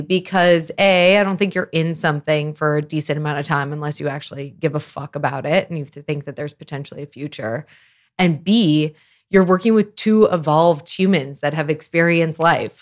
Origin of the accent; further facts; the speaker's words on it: Lawrence, Kansas, United States; now in Chicago, United States; I am originally from Lawrence, Kansas. Been in Chicago for a long, long time